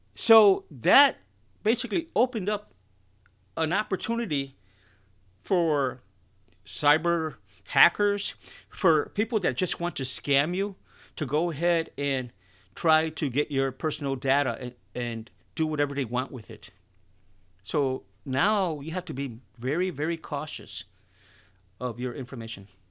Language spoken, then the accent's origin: English; Chicago, Illinois, United States; I'm from Chicago